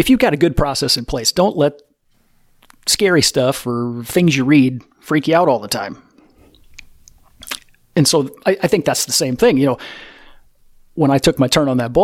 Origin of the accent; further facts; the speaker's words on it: Iowa, United States; we're from Iowa